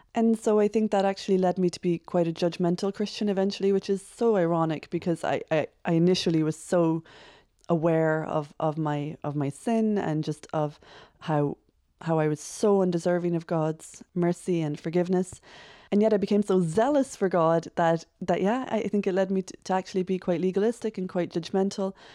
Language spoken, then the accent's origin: English; Cork, Munster, Ireland; I am from Cork, born and bred.